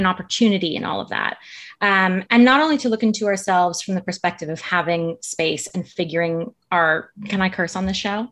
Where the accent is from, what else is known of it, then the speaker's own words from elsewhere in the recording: United States; my home country of the U S